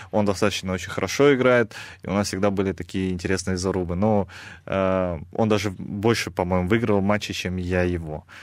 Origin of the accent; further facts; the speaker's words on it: Kazakhstan; А, у меня там своя команда под названием Нур-Султан, а, где играют в основном как раз казахи. Я сам казах